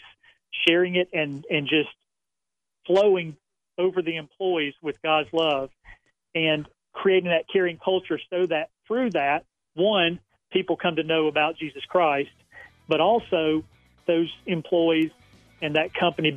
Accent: LaGrange, Georgia, United States; moved away as an adult; now in Raleigh, United States; I grew up in LaGrange, have been there except for a time away at college, my first 3 years of marriage. I've been there all my life.

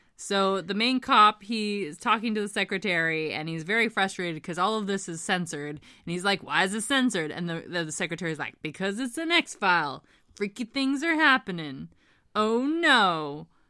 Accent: Hamilton, Ontario, Canada; As a kid growing up in Hamilton, Ontario

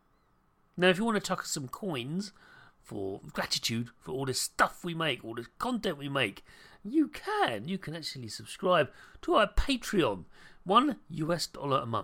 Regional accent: United Kingdom; As a British person

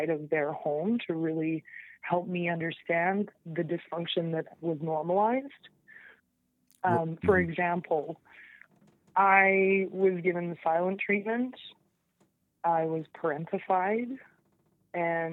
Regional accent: Lower Mainland, British Columbia, Canada; I grew up in the Lower Mainland or the Pacific Northwest.

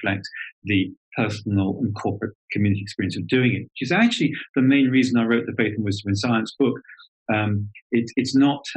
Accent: Southern England, United Kingdom; accent: schooled Southern British; that schooled Southern British accent for you, English accent

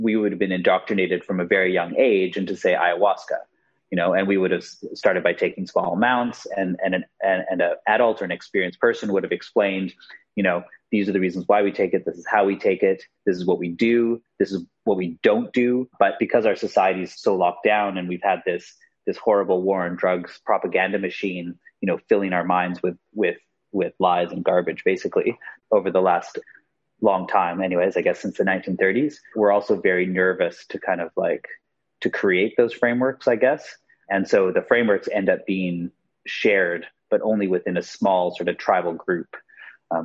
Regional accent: Canada; moved away as an adult; also born or lived in United Kingdom / Australia; Well, I'm from Canada, but I've also lived in the UK and Australia.

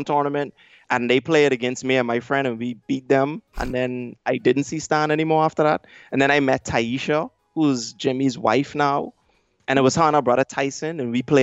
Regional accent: Bahamas; I'm from the Bahamas

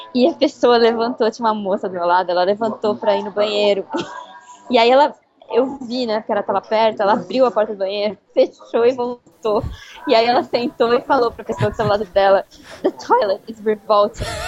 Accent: Brazil; moved away as an adult; now in London, United Kingdom; eu sou do Brasil

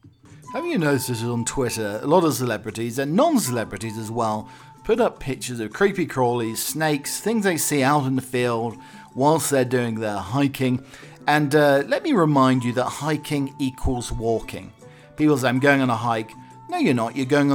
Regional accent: Arizona, United States; I grew up in Arizona.

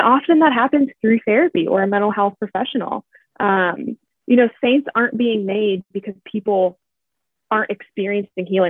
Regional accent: Pittsburgh, Pennsylvania, United States; I'm from Pittsburgh, Pennsylvania

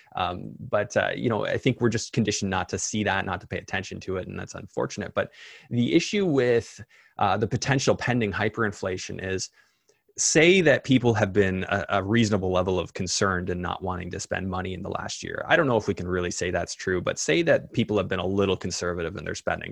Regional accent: Canada; as a Canadian

